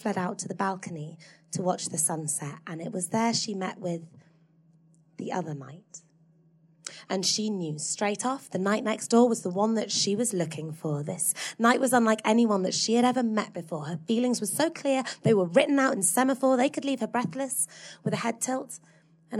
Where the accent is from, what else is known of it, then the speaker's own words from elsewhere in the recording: Hull, Yorkshire and the Humber, United Kingdom; I grew up in Hull in the 90s.